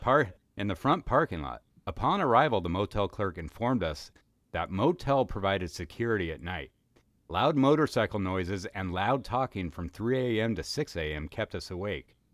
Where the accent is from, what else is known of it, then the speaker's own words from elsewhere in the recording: Kennewick, Washington, United States; now in Los Angeles, United States; my hometown of Kennewick, Washington